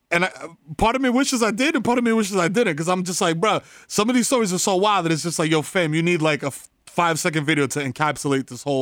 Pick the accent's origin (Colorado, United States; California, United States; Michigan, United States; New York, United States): New York, United States; New York City; we grew up in the Bronx.